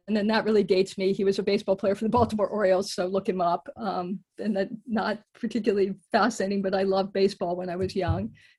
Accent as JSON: {"language": "English", "country": "United Kingdom", "also_born_or_lived": "United States", "said": "That's correct, but I always have to clarify this, that I am British as well."}